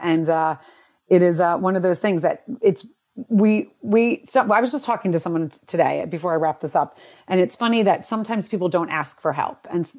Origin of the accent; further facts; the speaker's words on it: New Jersey, United States; now in New York, United States; I grew up in New Jersey, but we live in New York, and I hear you. You never can leave. So when you cursed, I was like, yeah, I'm Jersey, New York.